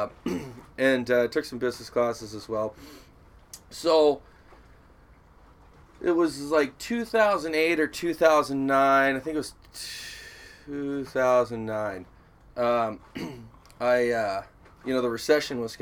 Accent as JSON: {"language": "English", "town": "Seattle", "region": "Washington", "country": "United States", "tie": "born or raised there", "said": "I was born in Broadview, Washington, which is just north of our home down here in Ballard"}